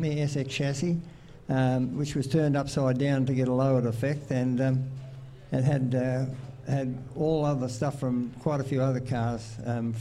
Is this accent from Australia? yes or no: yes; Kalamunda, Western Australia, Australia; I grew up in Kalamunda